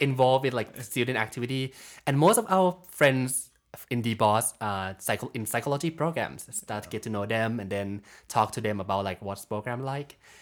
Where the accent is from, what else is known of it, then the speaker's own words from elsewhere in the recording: Bangkok, Thailand; moved away as an adult; I'm from Thailand. So, um, been living in Bangkok for my, like, whole life